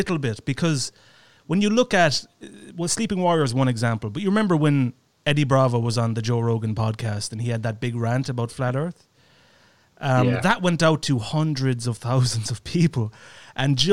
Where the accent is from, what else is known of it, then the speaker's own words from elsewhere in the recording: Ireland; I'm Irish and I'm closer to the UK